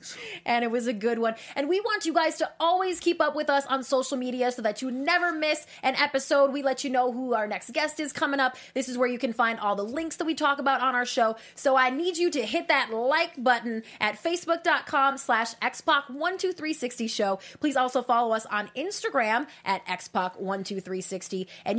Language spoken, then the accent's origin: English; Minnesota, United States; growing up in Minnesota when he was the governor, every single day it was on the news.